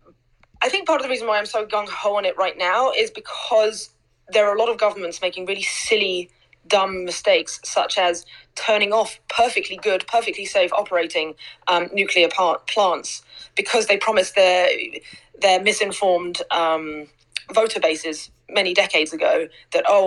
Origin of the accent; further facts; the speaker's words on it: England, United Kingdom; I grew up in England